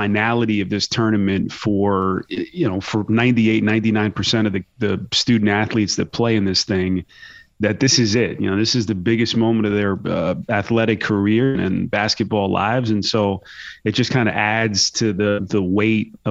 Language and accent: English; Northeast, United States; I grew up in the Northeast